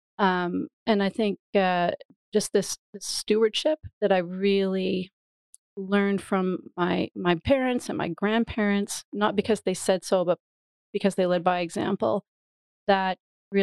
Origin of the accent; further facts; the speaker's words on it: Canada; moved away as an adult; also born or lived in Ottawa / Gothenburg; now in Sweden; I'm Canadian, but I've been living in Sweden for just over 10 years